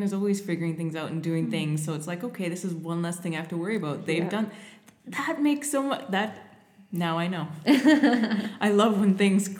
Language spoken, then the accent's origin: English; Canada